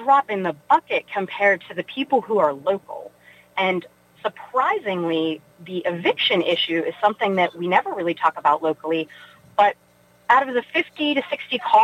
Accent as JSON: {"language": "English", "town": "Weirton", "region": "West Virginia", "country": "United States", "tie": "born or raised there", "moved": "as an adult", "lives_now": "Pittsburgh, United States", "said": "I grew up in Weirton, West Virginia."}